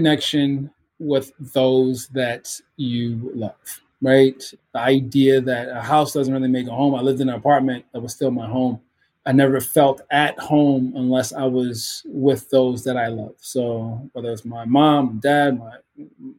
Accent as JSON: {"language": "English", "town": "Baltimore", "region": "Maryland", "country": "United States", "tie": "born or raised there", "said": "Growing up in Baltimore, in the city of Baltimore"}